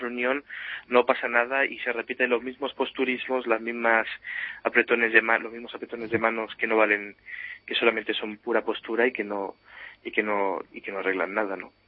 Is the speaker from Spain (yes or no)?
yes; Spain; now in Germany; uno como español vive aquí